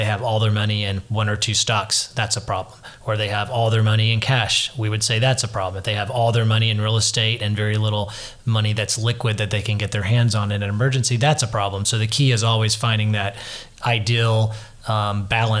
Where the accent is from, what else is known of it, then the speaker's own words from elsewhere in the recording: a suburb of Memphis, Tennessee, United States; now in Nashville, United States; I grew up in Tennessee in a suburb of Memphis